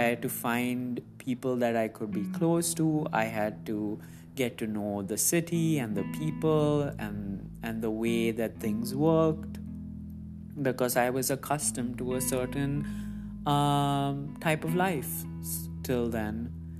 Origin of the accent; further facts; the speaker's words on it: Muscat, Oman; Growing up, I've said in previous episodes that I grew up in the Middle East, and in this post, I also reiterated that. So Muscat, Oman, as amazing as it was, and as much as I called it my home, was never truly where I belonged.